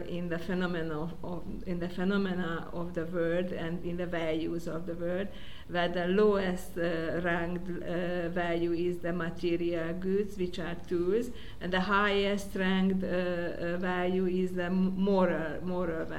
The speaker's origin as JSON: {"language": "English", "region": "Budapest", "country": "Hungary", "tie": "born or raised there", "said": "I was born in Budapest"}